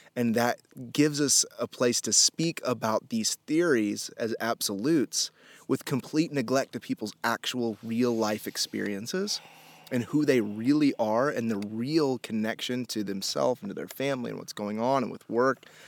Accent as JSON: {"language": "English", "town": "Indianapolis", "region": "Indiana", "country": "United States", "tie": "born or raised there", "also_born_or_lived": "Miami", "moved": "yes", "said": "I was born in Miami, and then we moved to Indianapolis when I was a kid"}